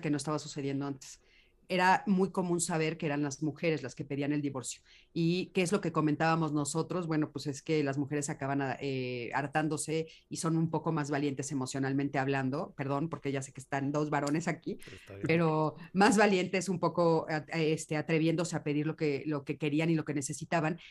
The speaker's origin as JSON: {"language": "Spanish", "country": "Mexico", "said": "En, México estamos viviendo otra realidad"}